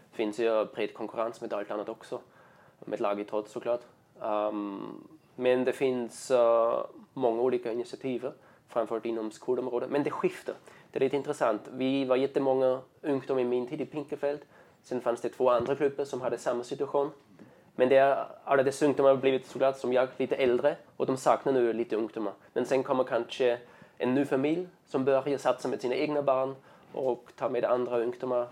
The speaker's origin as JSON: {"language": "Swedish", "country": "Austria", "tie": "born or raised there", "second_language": "Swedish", "moved": "as an adult", "lives_now": "Sweden", "said": "jag kommer från östra delen av Österrike, uh, 10 mil söder om Wien, där Alperna börjar"}